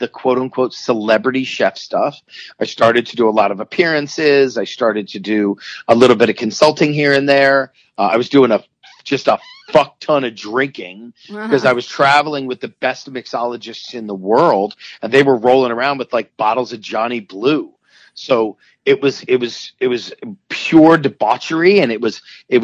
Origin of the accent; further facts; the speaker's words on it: Philadelphia, Pennsylvania, United States; I was born and raised in Philadelphia with two wonderful, wonderful parents